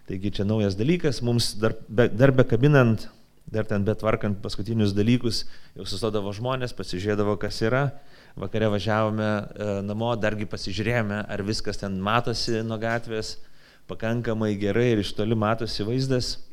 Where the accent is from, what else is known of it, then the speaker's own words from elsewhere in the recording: Lithuania; aš 44 metus gyvenu Lietuvoje